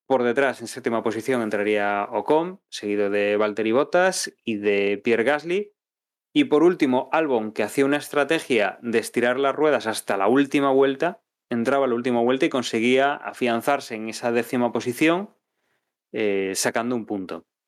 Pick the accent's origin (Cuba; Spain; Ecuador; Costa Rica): Spain; como aficionado español